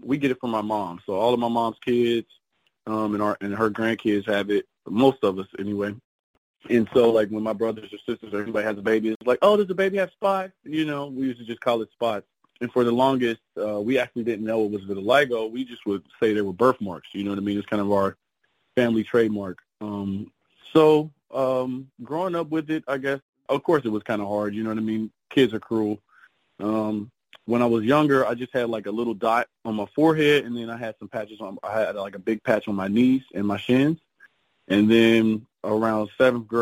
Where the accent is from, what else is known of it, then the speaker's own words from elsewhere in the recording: Cincinnati, Ohio, United States; moved away as an adult; now in Miami, United States; So I was born and raised in Cincinnati, Ohio. Grew up there, and then I moved to Miami in 2021.